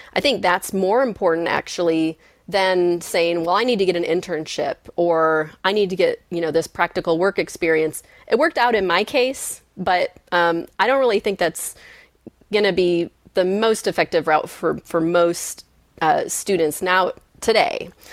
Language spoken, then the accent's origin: English; Michigan, United States; I grew up in Michigan